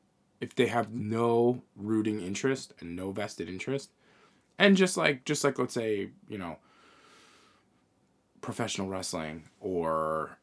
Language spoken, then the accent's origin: English; Northeast, United States; I mean, we're from the Northeast. I was never into college sports.